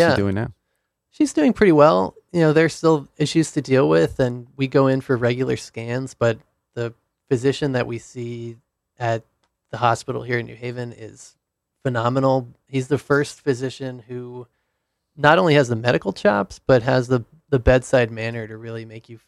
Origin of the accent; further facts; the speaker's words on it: Providence, Rhode Island, United States; Rhode Island.